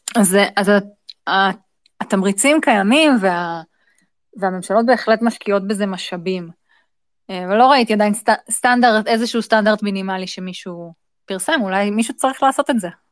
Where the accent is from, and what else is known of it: Israel